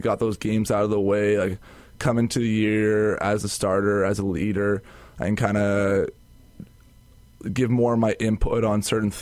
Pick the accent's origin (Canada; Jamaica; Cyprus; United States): Canada; Calgary, Alberta; moved away as an adult; now in Winnipeg, Canada; I'm from Calgary